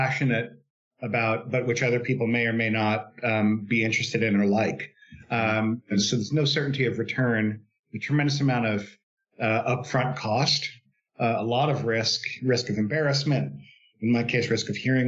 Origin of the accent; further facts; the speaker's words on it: New York City, New York, United States; moved away as an adult; now in San Francisco Bay Area, United States; I'm originally from New York, actually New York City. Grew up there, went to undergraduate there